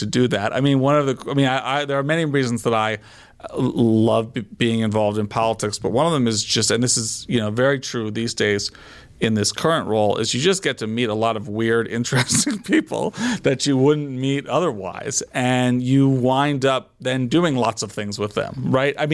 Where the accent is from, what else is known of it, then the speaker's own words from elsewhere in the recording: Philadelphia, Pennsylvania, United States; I'm from Philly. I grew up, you know, just outside the city